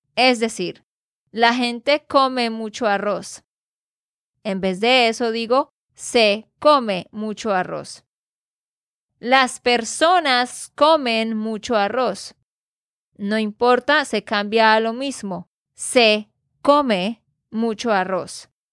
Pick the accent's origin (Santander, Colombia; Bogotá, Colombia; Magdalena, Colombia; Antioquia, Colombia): Santander, Colombia; de Santander, Colombia